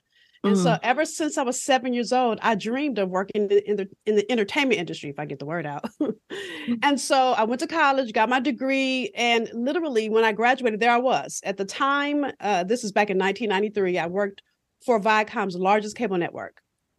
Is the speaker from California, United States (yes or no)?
yes; Los Angeles, California, United States; I'm from South Central LA. So if you've seen Boys in the Hood, I grew up probably about 10 blocks from where they filmed